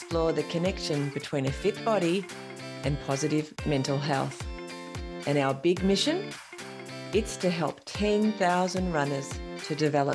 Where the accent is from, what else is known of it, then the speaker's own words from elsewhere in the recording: Tasmania, Australia; it gets quite cold here, for those of you who haven't been to Tassie